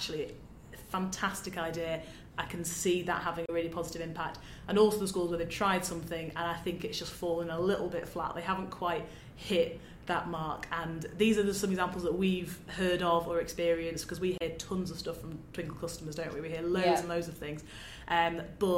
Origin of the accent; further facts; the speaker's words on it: Manchester, North West England, United Kingdom; I'm from Manchester